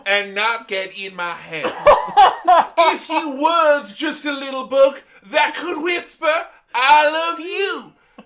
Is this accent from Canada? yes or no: no; England, United Kingdom; growing up in England